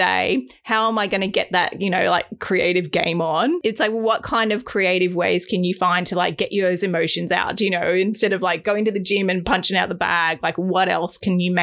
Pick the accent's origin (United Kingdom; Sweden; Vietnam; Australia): Australia; also born or lived in Los Angeles, United States; I was born in Australia, but I grew up in the US until I was 9, and my dad's American